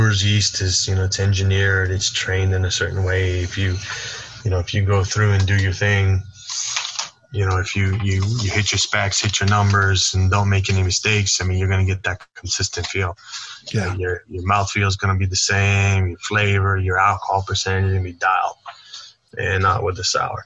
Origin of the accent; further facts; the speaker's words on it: South Tucson, Arizona, United States; also born or lived in Hawaii; growing up in South Tucson